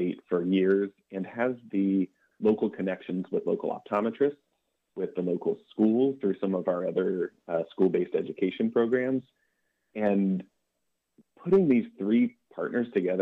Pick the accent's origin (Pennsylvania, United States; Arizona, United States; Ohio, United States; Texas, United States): Ohio, United States; Athens County; being from the area. I grew up in Athens County